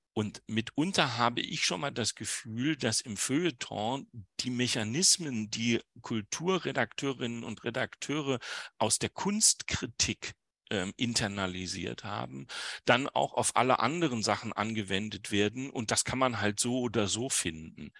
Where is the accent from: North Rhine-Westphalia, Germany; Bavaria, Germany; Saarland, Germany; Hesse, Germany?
North Rhine-Westphalia, Germany; Wuppertal; in meiner Heimatstadt äh, Wuppertal